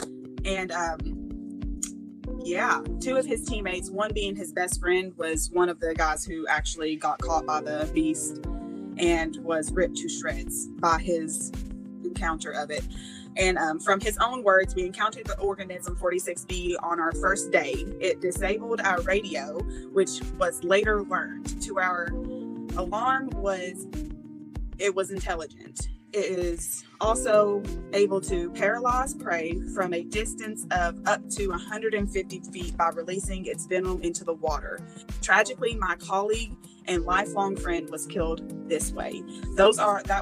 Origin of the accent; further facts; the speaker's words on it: Tennessee, United States; I'm from Tennessee